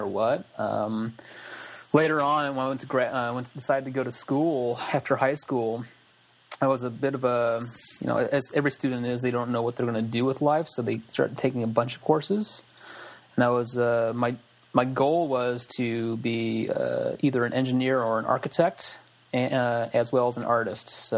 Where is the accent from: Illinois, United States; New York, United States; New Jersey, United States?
Illinois, United States; Springfield; moved away as an adult; now in Corner Brook, Canada; I'm originally from Springfield, Illinois, in like the heart of Illinois, and basically grew up there pretty much my whole life until the age of 27, where I then moved to Canada for grad studies